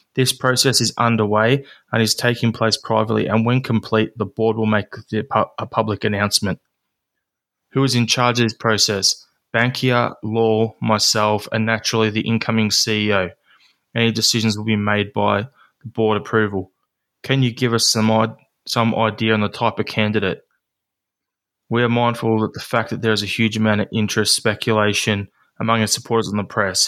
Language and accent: English; Australia; as an Aussie